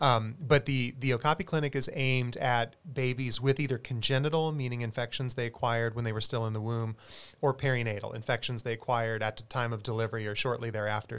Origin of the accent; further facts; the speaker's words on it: South Carolina, United States; now in San Antonio, United States; I'm a South Carolinian originally